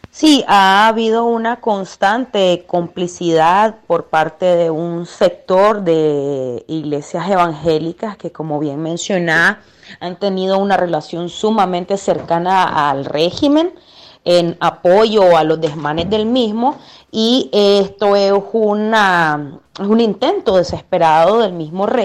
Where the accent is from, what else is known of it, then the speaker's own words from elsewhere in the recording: Nicaragua; pues como ciudadano nicaragüense estamos en el deber ciudadano de votar